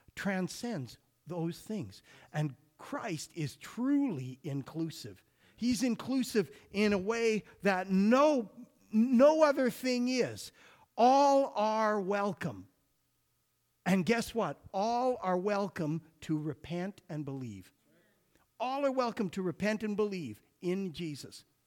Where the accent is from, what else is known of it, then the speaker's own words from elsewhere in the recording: Alberta, Canada; growing up in Alberta